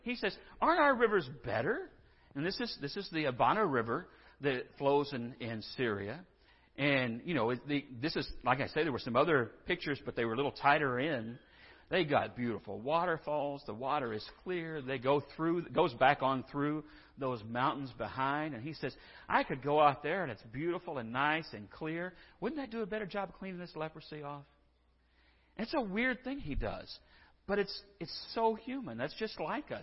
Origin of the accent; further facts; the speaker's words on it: San Angelo, Texas, United States; I'm from San Angelo, and I swear that's home